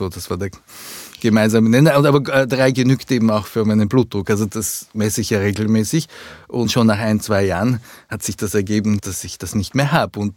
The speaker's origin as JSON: {"language": "German", "region": "Vienna", "country": "Austria", "tie": "born or raised there", "also_born_or_lived": "Japan / London, United Kingdom", "said": "Also meine Eltern sind gekommen, sind übersiedelt und dann war ich zehn Jahre in Österreich"}